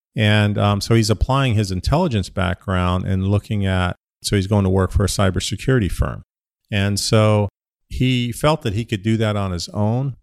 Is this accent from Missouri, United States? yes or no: no; Ohio, United States; moved away as an adult; also born or lived in Pittsburgh, Pennsylvania; now in Phoenix, United States; I grew up in Ohio